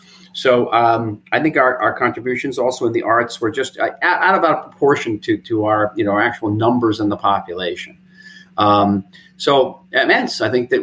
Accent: United States; born or raised there; moved away as an adult; now in Israel

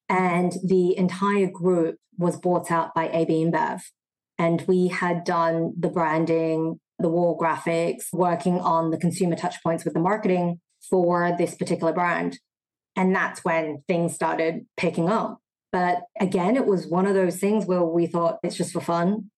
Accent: Sydney, New South Wales, Australia; moved away as an adult; also born or lived in Singapore; now in Shanghai, China; I was born and raised in Australia.

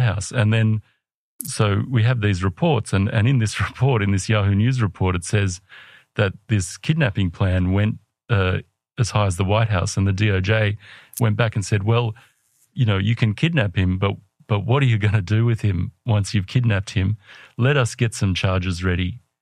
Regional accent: Australia; I'm an Australian

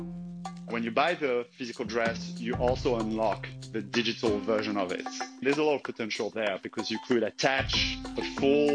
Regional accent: French Alps, France; I'm from the French Alps, so I grew up in an environment with a lot of space, a lot of nature.

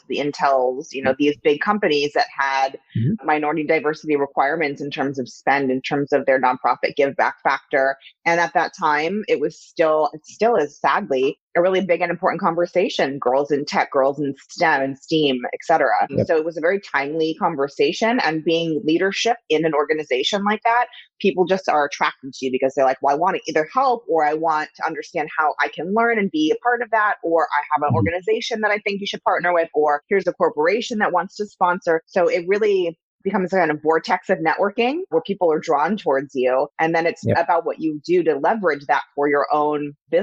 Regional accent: Los Angeles, California, United States; also born or lived in East Coast; from Laurel Canyon.

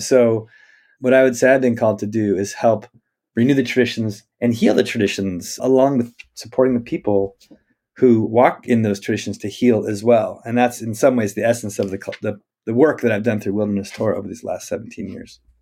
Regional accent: Spokane, Washington, United States; I grew up in Spokane, Washington

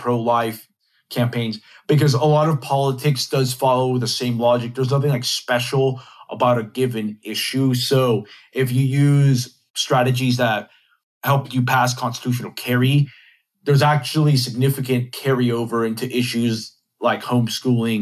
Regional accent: Texas, United States; my home state of Texas

